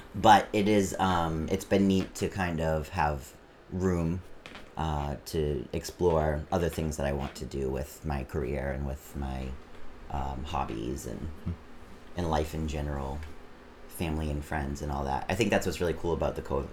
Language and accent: English; Auburn, Massachusetts, United States; now in Worcester, United States; I grew up in Auburn, Massachusetts. I live in Worcester